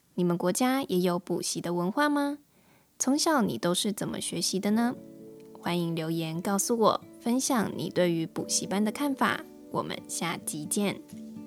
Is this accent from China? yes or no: no; Taiwan; first language Mandarin Chinese; 我是来自台湾的